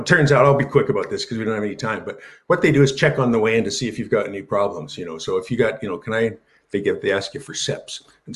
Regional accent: Canada; We're Canadian

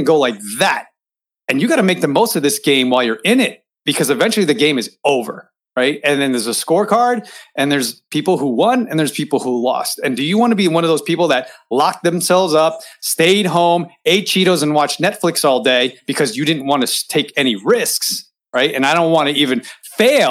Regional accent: United States; We grew up in America

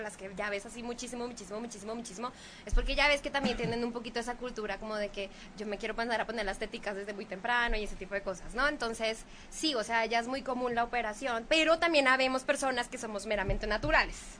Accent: Bogotá, Colombia; moved away; las mujeres más insípidas de Colombia somos las de Bogotá

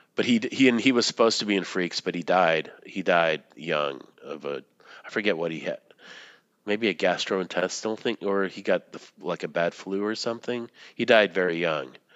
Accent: Boston, Massachusetts, United States; moved away; when I was growing up in Boston

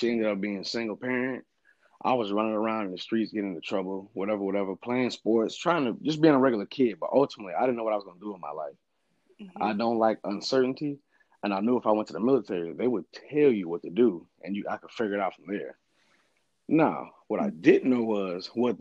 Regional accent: Port Huron, Michigan, United States; also born or lived in Montgomery, Alabama; I was born in Montgomery, Alabama. I was raised in Port Huron, Michigan

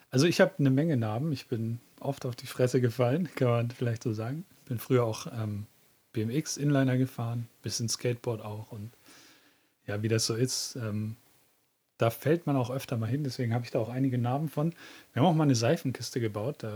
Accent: Southern Germany, Germany; moved away as an adult; now in Northern Germany; da war ich ungefähr so 19 Jahre alt. Da sind wir von Süddeutschland nach Norddeutschland gezogen.

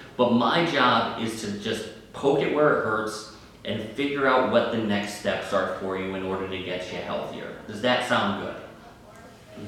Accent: Northeast, United States; I'm from the Northeast

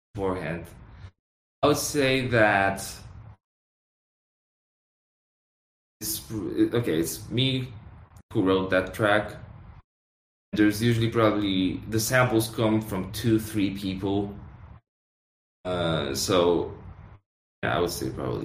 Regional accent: Poland; we're from Poland

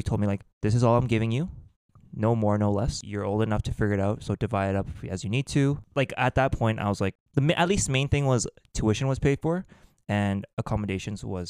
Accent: Canada; also born or lived in London, England; We're from Canada

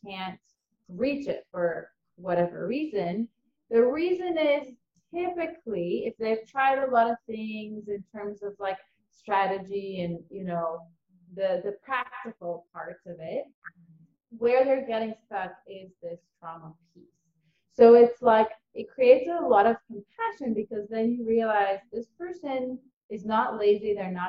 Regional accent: Ukraine; born there; moved away; also born or lived in Israel; So I was born in Ukraine, and my family was always really into just finding the best life for themselves. And so they decided to move from Ukraine to Israel as soon as communism allowed it.

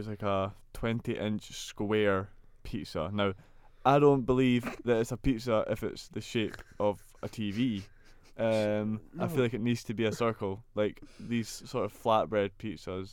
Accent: Scotland, United Kingdom; moved away as an adult; now in Sunderland, United Kingdom; we are Scottish students

